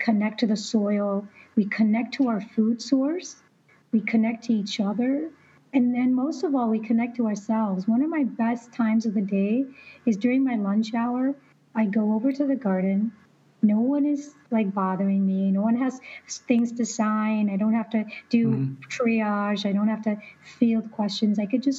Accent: Illinois, United States; now in Arizona, United States; Yeah, southern Illinois, by Carbondale.

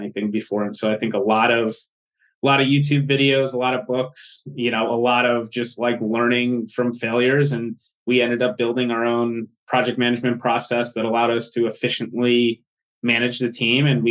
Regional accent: outside Philadelphia, Pennsylvania, United States; I grew up outside the Philadelphia area

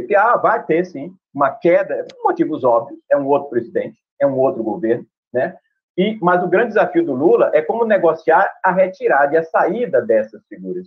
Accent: Bahia, Brazil; aqui na Bahia, que eu sou baiano

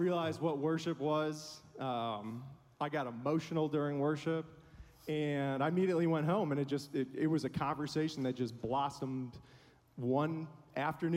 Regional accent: Buffalo, New York, United States; now in Nashville area, United States; Grew up in Buffalo

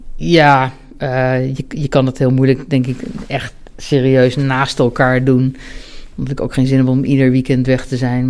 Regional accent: Ede, Gelderland, Netherlands; also born or lived in Bennekom; ik ben opgegroeid in Ede, op de Veluwe

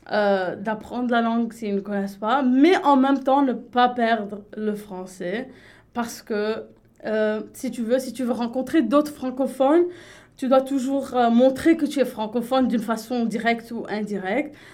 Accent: Lebanon; elle a cru pour presque trois ans que j'étais française, même si à chaque fois je lui rappelais que j'étais libanaise.

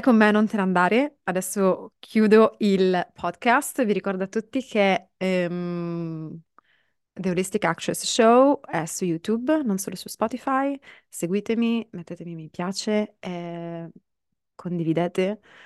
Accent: Sicily, Italy; io vengo dalla Sicilia

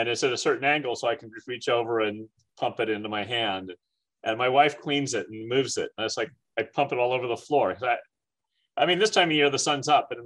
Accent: San Francisco, California, United States; now in St. Louis, United States; the San Francisco Giants, which was my hometown team growing up

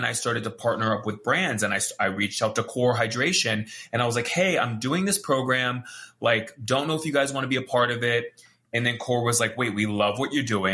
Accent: Hawaii, United States; I'm from Hawaii

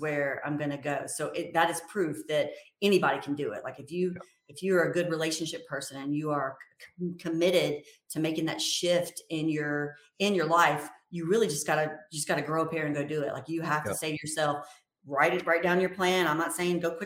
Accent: Mobile, Alabama, United States; my hometown. I'm from Mobile, Alabama

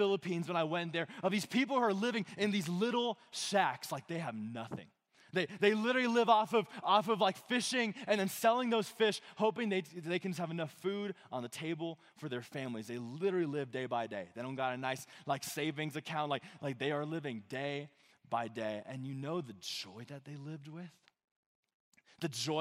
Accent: Monument, Colorado, United States; I grew up in this side of Colorado Springs. I grew up in Monument.

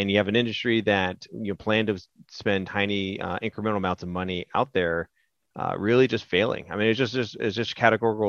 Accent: California, United States; I'm born and raised in California

